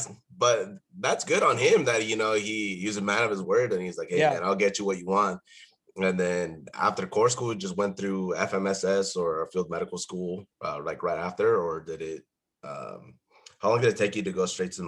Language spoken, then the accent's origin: English; San Diego, California, United States; I'm from San Diego, not the nicest parts that people think of when they think San Diego, like San Ysidro, National City, Southeast San Diego.